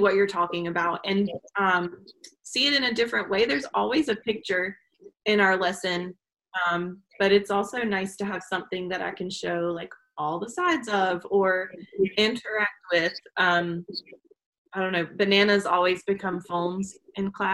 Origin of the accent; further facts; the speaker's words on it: the South, United States; accent: Southern; my Southern accent